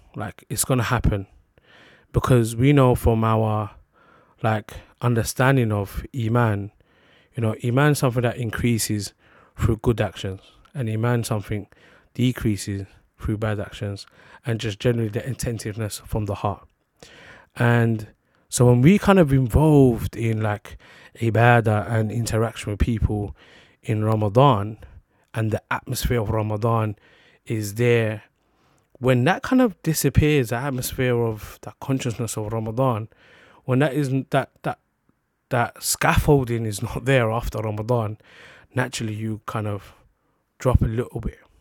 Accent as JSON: {"language": "English", "region": "London", "country": "United Kingdom", "tie": "born or raised there", "said": "London was just where I'm based, where I'm from. So I was born in London."}